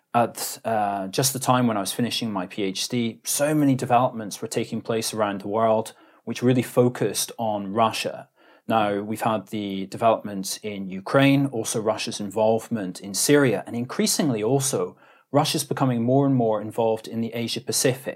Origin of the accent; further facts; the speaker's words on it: Edinburgh, Scotland, United Kingdom; moved away as an adult; also born or lived in Aberdeen, Scotland; now in Tokyo, Japan; I'm from Edinburgh in, in Scotland